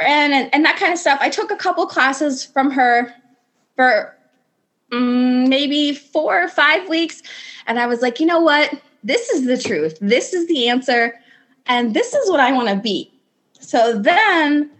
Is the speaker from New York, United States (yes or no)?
no; Indiana, United States; I am 33 and I'm from Indiana.